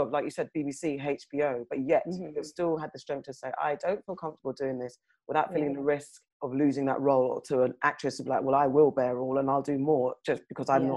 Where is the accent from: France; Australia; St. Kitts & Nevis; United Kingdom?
United Kingdom; as British Africans